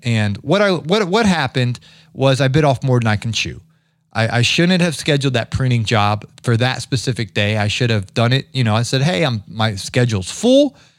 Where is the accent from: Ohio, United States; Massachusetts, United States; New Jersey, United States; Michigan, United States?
Ohio, United States; growing up in Ohio